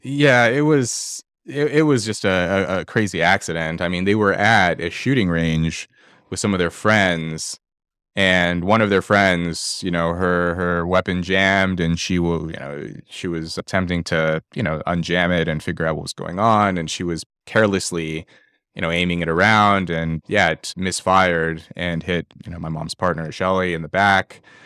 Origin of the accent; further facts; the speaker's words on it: Los Angeles, California, United States; I was born in Los Angeles, uh, in poverty.